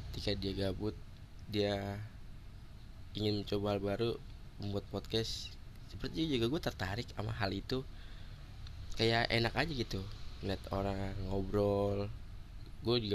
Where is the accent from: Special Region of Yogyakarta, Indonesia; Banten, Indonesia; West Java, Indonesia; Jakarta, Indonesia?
West Java, Indonesia; Bekasi; born there; gue lahir di Bekasi 5 Agustus 1997